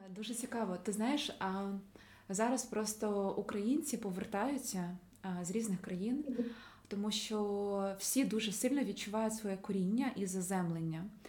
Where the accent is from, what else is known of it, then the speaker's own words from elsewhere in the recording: Ukraine; мій дім він в Україні